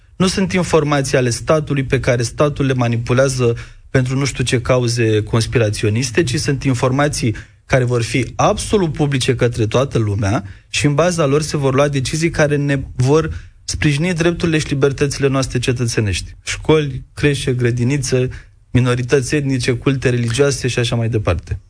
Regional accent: Romania; în țara noastră

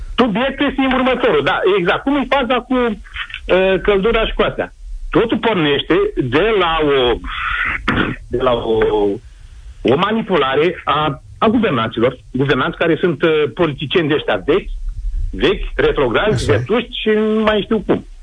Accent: Moldavia, Romania; accent: Moldavian; now in Bacău, Romania; vorbesc moldovenește

